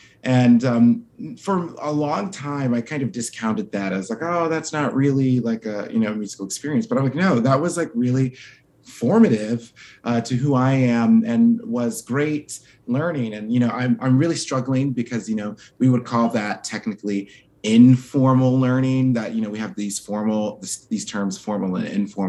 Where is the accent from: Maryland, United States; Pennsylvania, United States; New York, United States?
Maryland, United States; Baltimore; I grew up in Baltimore, Maryland.